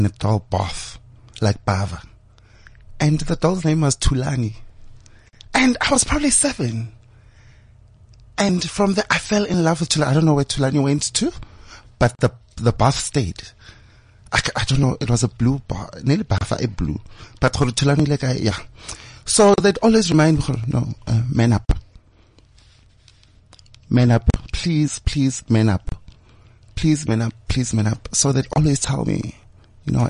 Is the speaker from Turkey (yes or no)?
no; Johannesburg, Gauteng, South Africa; Born and bred in Gomorrah